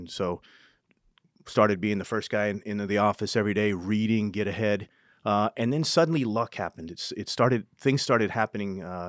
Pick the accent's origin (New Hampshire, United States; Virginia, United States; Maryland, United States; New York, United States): New Hampshire, United States; also born or lived in California; But I was born in New Hampshire and grew up there. My father was in the Army. We moved to California.